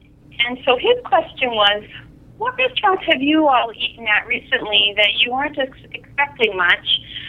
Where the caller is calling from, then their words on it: Templeton, Massachusetts, United States; I'm calling from Templeton, Massachusetts.